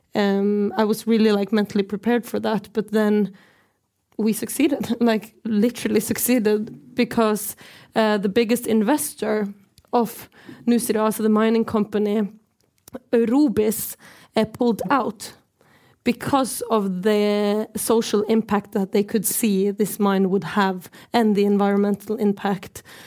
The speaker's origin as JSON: {"language": "English", "country": "Norway", "said": "I'm from the Norwegian side of occupied Sápmi"}